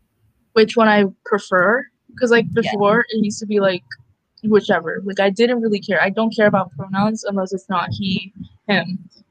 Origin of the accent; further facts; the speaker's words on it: Puerto Rico; I'm also from Puerto Rico, and I am a lesbian.